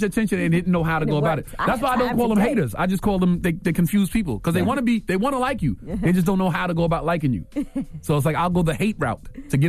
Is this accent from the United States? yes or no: yes; Brooklyn, New York, United States; I'm from here, too. Like, even though it's Long Island, I'm from here, too. I'm from Brooklyn.